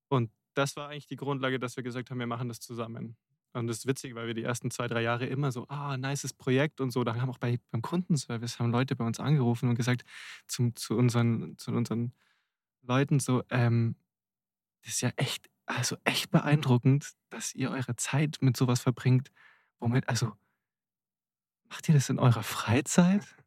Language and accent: German; Rosenheim, Bavaria, Germany; in Rosenheim in meiner Heimatstadt